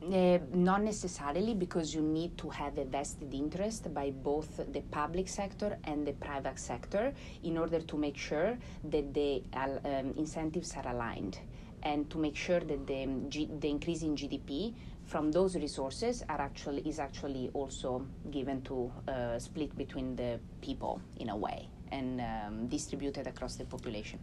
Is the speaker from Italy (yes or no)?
yes; Ferrara, Emilia-Romagna, Italy; I'm from Ferrara.